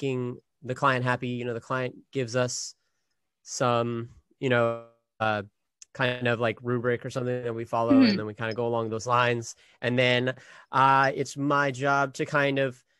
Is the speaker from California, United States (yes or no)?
yes; Sacramento, California, United States; moved away; I'm from Sacramento originally